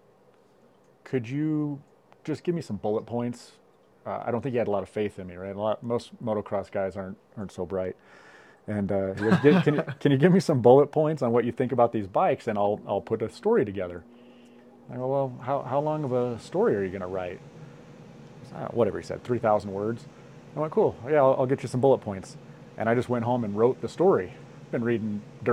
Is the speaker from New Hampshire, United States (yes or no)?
no; Bishop, California, United States; I'm from Bishop, California. I've lived here my whole life